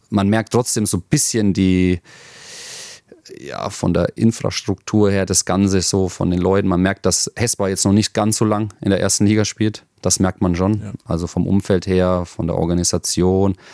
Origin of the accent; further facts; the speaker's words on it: Germany; Ich, gut, ich bin Deutscher, ich bin kein Belger.